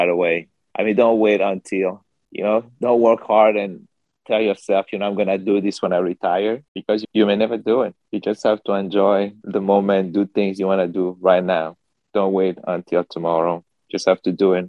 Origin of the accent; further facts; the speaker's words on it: Togo; now in United States; I was born in Togo, actually, West Africa. I've been here since 2000. I speak French.